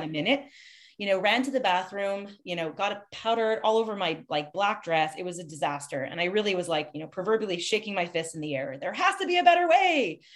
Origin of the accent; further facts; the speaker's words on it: Montreal, Quebec, Canada; now in Toronto, Canada; I'm from Montreal. I mean, I've been living in Toronto